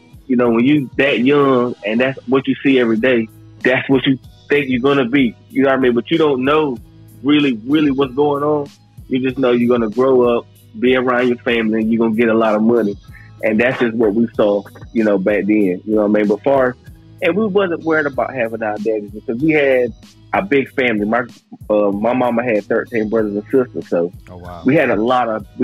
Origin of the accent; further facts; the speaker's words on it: Cedar Grove, North Carolina, United States; I come from North Carolina, Cedar Grove. I'm an 80s baby, so you can about imagine how it was growing up in the 80s